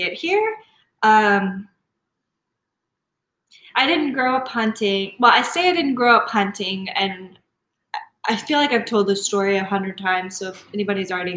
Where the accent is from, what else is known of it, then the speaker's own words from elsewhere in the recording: Texas, United States; I'm from Texas.